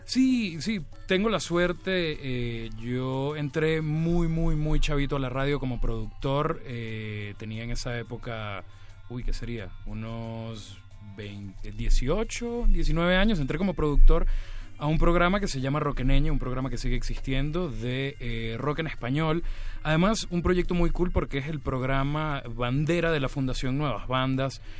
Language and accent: Spanish; Venezuela; moved away; also born or lived in Mexico City; nosotros tenemos una manera de llamar estos lugares de comida callejera en Venezuela como calle hambre